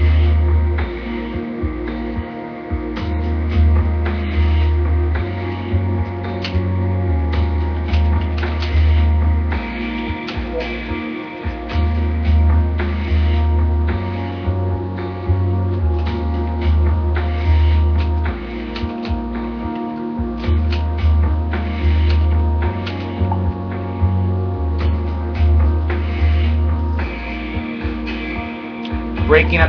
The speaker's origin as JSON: {"language": "English", "country": "United States", "said": "I'm American after all."}